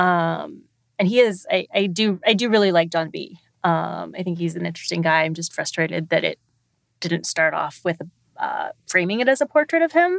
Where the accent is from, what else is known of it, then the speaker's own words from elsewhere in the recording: Texas, United States; when I was a kid, I grew up in Texas